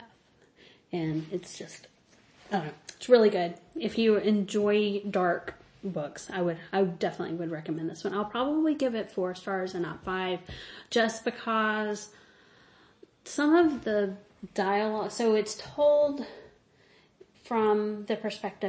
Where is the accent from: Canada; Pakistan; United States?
United States; Mississippi; I'm from Mississippi